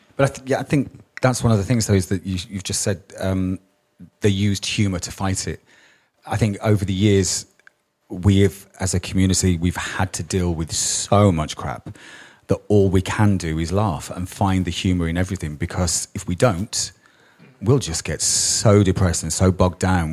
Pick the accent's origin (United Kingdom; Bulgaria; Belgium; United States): United Kingdom; Birmingham, West Midlands; I was brought up in Birmingham